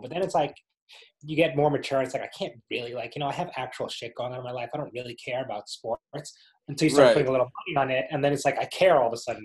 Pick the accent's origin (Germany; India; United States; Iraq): United States; New Jersey; we grew up in Jersey